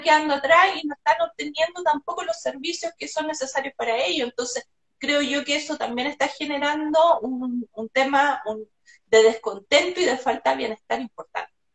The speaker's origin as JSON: {"language": "Spanish", "country": "Chile", "said": "cómo somos los chilenos y cómo hablamos"}